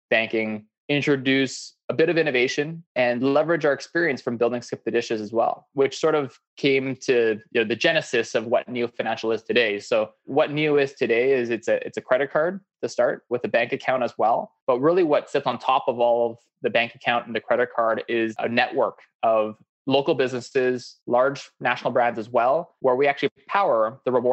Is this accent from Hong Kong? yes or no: no; Saskatoon, Saskatchewan, Canada; moved away as an adult; also born or lived in Toronto; grew up in Saskatoon, Saskatchewan. I was born and raised in the prairies.